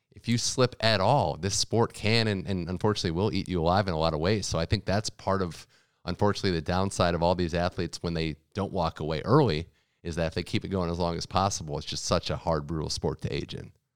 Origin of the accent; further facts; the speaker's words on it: United States; as an American